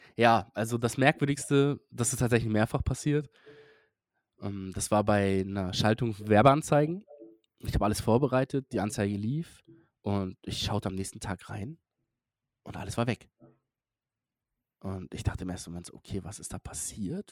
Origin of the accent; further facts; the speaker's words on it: Hamburg, Germany; für mich als Hamburger